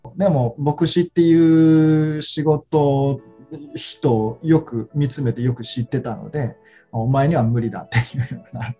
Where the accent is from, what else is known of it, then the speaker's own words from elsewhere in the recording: Ashiya, Hyogo, Japan; 僕が出身のあの教会は生まれ育った教会は単立の教会芦屋福音教会という単立の教会なんですけど